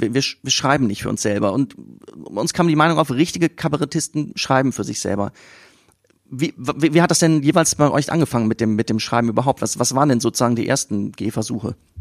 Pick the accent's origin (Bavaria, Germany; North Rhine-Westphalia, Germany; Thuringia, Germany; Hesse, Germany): North Rhine-Westphalia, Germany; Siegen; ich komme aus Siegen